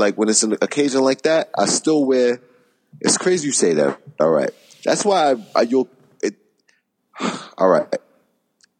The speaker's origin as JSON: {"language": "English", "town": "New York City", "region": "New York", "country": "United States", "tie": "born or raised there", "said": "I'm from Queens, New York"}